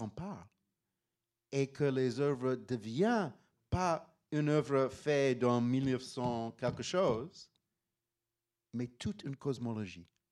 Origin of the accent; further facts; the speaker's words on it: Pittsburgh, Pennsylvania, United States; French is a second language; moved away as an adult; also born or lived in Paris; j'ai grandi à Pittsburgh, Pennsylvania